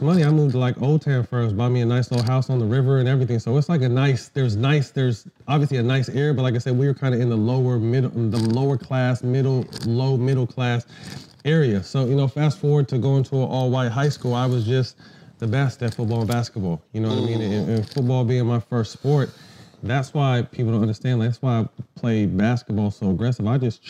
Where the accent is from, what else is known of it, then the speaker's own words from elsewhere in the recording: San Jose, California, United States; also born or lived in Sacramento; I started in San Jose. Black and Italian, grew up in a really mixed neighborhood.